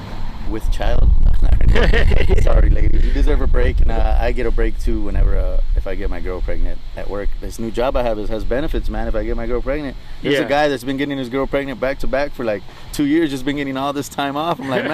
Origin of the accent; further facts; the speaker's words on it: Phoenix, Arizona, United States; We're just here in Arizona. We're from Phoenix, so we just came